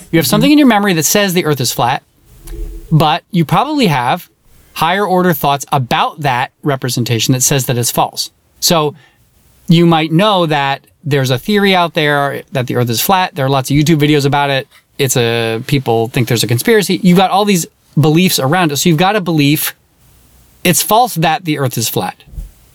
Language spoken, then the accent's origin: English; United States; accent: American; my American accent